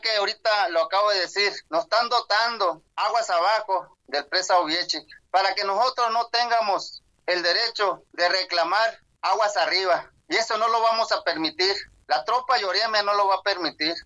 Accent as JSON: {"language": "Spanish", "region": "southern Sonora", "country": "Mexico", "tie": "born or raised there", "first_language": "Yaqui", "second_language": "Spanish", "said": "Allá en Sonora, al sur de Sonora. Allí hemos nacido, allí han nacido nuestros abuelos"}